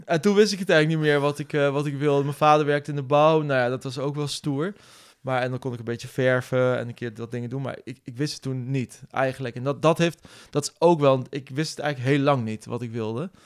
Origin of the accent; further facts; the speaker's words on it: Nijmegen, Gelderland, Netherlands; also born or lived in Utrecht; ik ben geboren en getogen in Nijmegen.